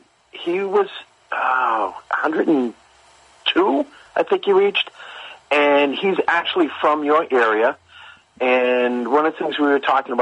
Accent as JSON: {"language": "English", "town": "Boston", "region": "Massachusetts", "country": "United States", "said": "Hi, this is …. I'm actually from Boston."}